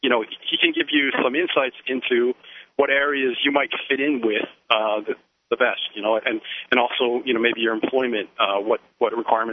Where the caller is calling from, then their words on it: Connecticut, United States; I'm calling from Connecticut. I'm racing back to beat a snowstorm in Philadelphia.